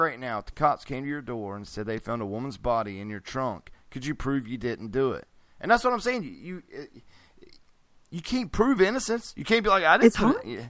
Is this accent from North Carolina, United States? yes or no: yes; North Carolina, United States; I'm from North Carolina.